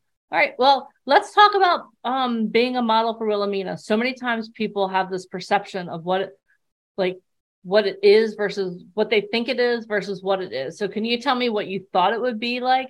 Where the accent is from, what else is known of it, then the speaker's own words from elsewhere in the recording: East Coast, United States; I was born and raised on the East Coast.